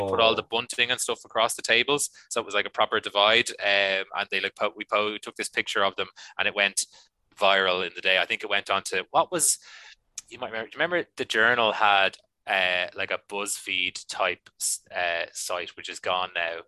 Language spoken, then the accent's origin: English; Ireland; I love being Irish